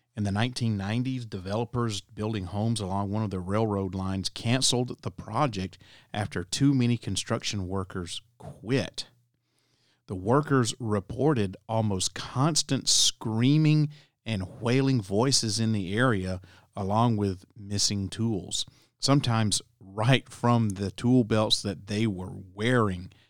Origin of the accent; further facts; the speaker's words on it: Alabama, United States; my home state of Alabama